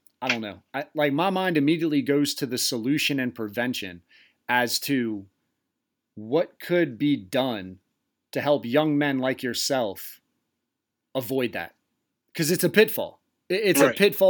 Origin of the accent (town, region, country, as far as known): trailer park across from Cool Springs, near Belltown, Delaware, United States; born or raised there